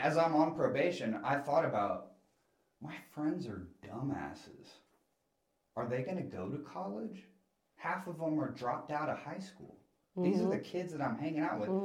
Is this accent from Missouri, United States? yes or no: no; Gwinnett County, Georgia, United States; I grew up in Gwinnett